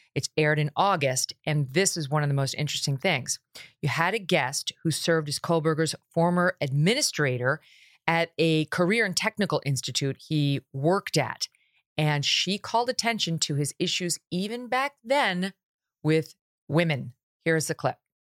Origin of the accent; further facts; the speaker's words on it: New York, United States; I'm from New York State